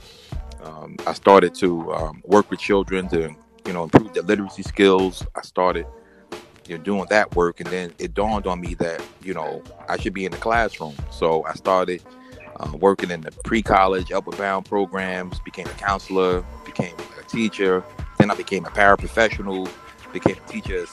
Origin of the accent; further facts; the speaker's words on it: Jersey City, New Jersey, United States; I'm born and raised in Chilltown, Jersey City